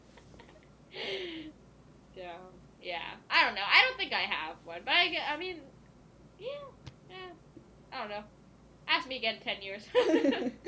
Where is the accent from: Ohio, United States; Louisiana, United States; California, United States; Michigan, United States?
California, United States; I was born and raised in California